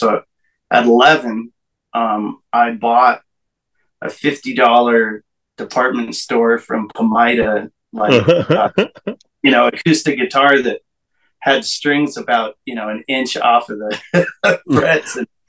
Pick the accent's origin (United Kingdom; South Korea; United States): United States; Montana; born there; Well, I was born in Montana, and I just moved to Kentucky a year ago.